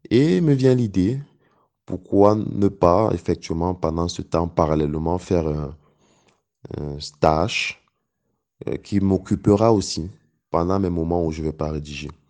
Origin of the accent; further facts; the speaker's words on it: Cameroon; Parce que c'est une opportunité qui se présentait à moi dans mon domaine, dans mon pays d'origine, avec un impact réel sur le développement et l'amélioration des vies des Camerounais en fait.